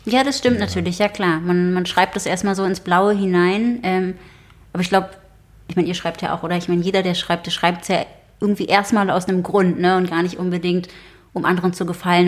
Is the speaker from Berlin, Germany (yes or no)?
yes; Berlin, Germany; ich bin in Kreuzberg aufgewachsen